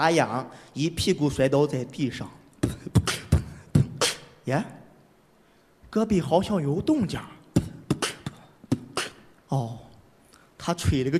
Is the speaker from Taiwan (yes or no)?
no; Shandong, China; 我是来自山东的一名矿工